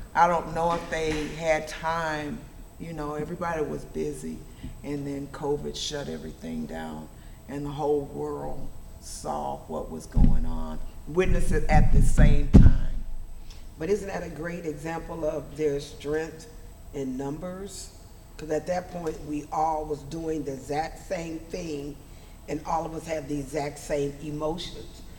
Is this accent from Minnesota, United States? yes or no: no; Magnolia/McComb, Mississippi, United States; also born or lived in Los Angeles / Wisconsin; now in Fort Wayne, United States; I was born and raised in the South